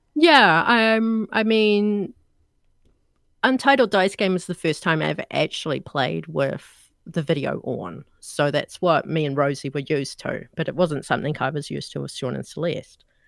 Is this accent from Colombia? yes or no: no; New Zealand; from the accent, you guys know I'm not American. I'm actually from New Zealand